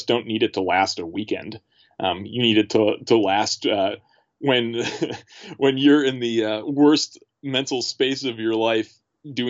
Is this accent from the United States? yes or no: yes; Milwaukee, Wisconsin, United States; moved away as an adult; now in St. Paul, United States; I grew up in Milwaukee